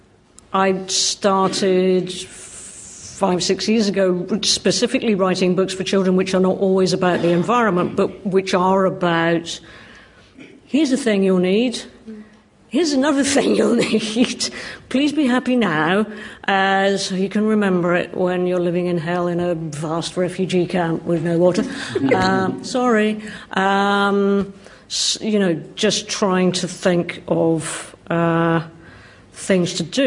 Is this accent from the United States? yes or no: no; Scotland, United Kingdom; I grew up in Scotland in a small town which abutted on countryside